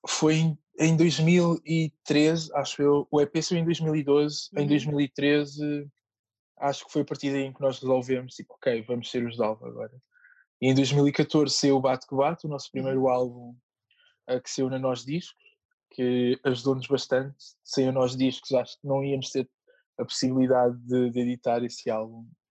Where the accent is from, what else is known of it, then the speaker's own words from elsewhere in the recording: Moita, Setúbal, Portugal; na Moita, que é a terra onde eu cresci